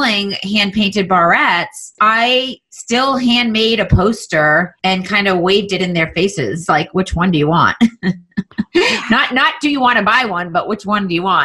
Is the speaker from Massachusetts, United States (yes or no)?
yes; Andover, Massachusetts, United States; I grew up in Andover, Massachusetts